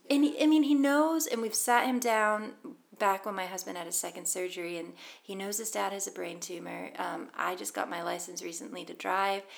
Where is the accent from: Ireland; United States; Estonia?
United States; Boston, Massachusetts; moved away as an adult; now in Scotland, United Kingdom; I've lived in Scotland 13 years, but I'm American. I'm from Boston and um, growing up, we would go to baseball games